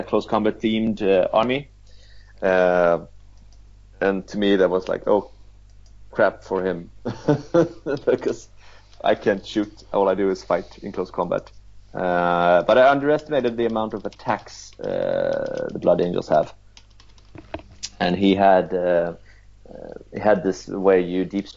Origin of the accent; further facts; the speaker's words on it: Sweden; I'm from Sweden.